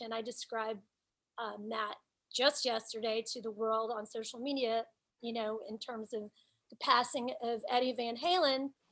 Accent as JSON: {"language": "English", "town": "Nashville", "region": "Tennessee", "country": "United States", "tie": "born or raised there", "moved": "as an adult", "lives_now": "New York City, United States", "said": "Nashville is still my hometown"}